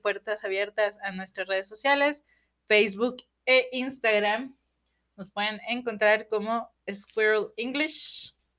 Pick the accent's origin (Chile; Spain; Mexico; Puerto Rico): Mexico; como mexicanos